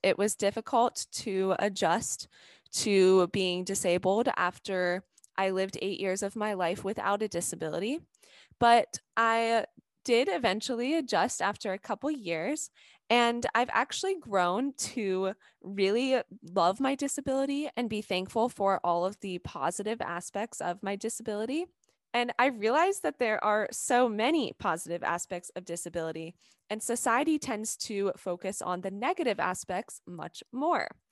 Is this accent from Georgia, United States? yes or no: yes; Atlanta, Georgia, United States; I'm from Atlanta, Georgia.